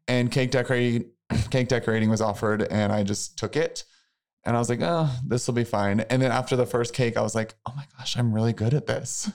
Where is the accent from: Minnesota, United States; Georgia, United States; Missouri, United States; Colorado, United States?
Missouri, United States; I'm from a really small town in Missouri.